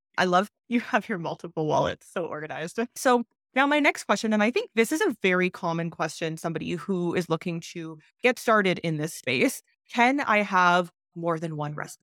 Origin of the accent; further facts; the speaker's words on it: Canada; moved away as an adult; now in Mexico; I was born in Canada